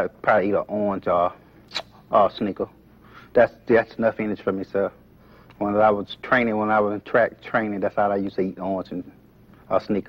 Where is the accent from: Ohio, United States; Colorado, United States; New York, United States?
Ohio, United States; Conneaut; I'm from Little Conneaut. I'm from Conneaut. That's on the other side of Marsh. A little small country. A little country town.